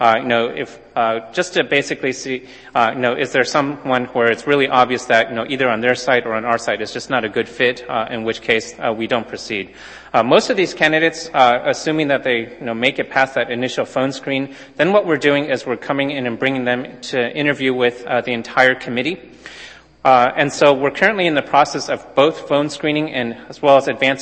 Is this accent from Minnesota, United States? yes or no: no; Southern California, United States; moved away; I grew up in Southern California